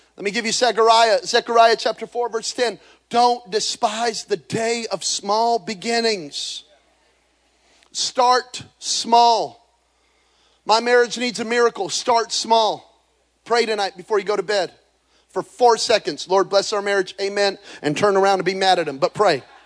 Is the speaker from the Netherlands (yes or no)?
no; Belen, New Mexico, United States; moved away; grow up in Belen, New Mexico. There are more people in this building right now than in my hometown